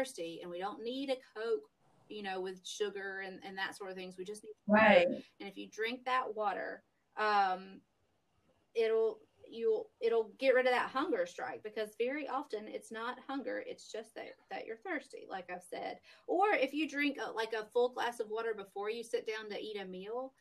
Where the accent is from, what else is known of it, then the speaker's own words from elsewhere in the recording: the South, United States; We're from the South